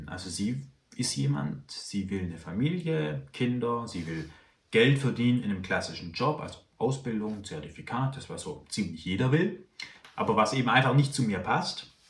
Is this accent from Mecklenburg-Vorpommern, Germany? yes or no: no; Baden-Württemberg, Germany; Also ich bin aufgewachsen in Süddeutschland, in Württemberg. Also Baden-Württemberg heißt das Bundesland, aber es ist durchaus ein Unterschied, ob man in Baden aufwächst oder in Württemberg.